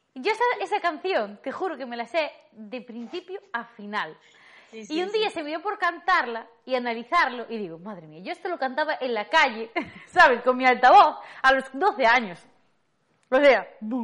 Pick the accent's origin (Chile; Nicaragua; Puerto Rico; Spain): Spain; town with the Festa da Dorna, Galicia; mi pueblo se hace una fiesta que se llama A Festa